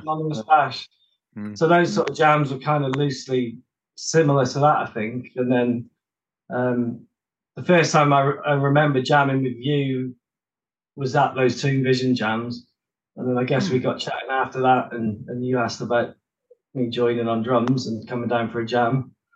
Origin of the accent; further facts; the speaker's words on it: Oswestry, West Midlands, United Kingdom; moved away as an adult; also born or lived in London / Brighton; now in Manchester, United Kingdom; I was born in London, but I, I sort of lived there only for two years, and we moved up to a little market town called Oswestry